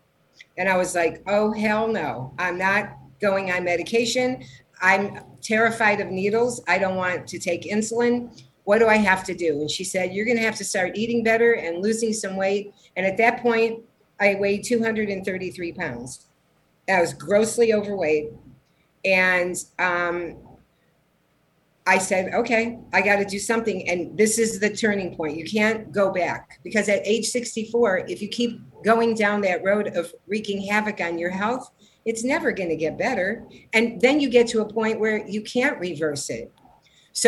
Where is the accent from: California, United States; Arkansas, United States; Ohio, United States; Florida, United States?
Ohio, United States; Cleveland; moved away as an adult; also born or lived in San Diego, United States; now in Los Angeles, United States; I was born in Cleveland, Ohio